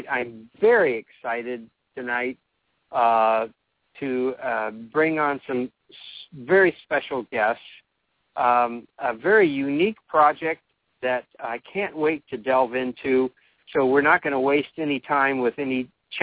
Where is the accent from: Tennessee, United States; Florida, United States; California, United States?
California, United States; I'm from California